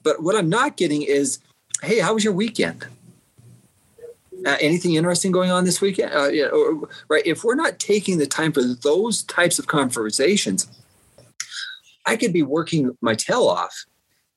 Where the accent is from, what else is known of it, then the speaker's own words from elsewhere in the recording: Southeastern Idaho, United States; I grew up in Southeastern Idaho on a farm